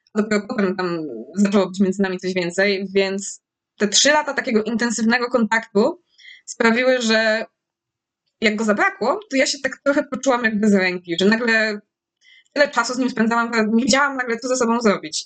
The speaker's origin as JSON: {"language": "Polish", "region": "Lesser Poland", "country": "Poland", "said": "jestem z, z Małopolski, więc mamy dużo, dużo górek"}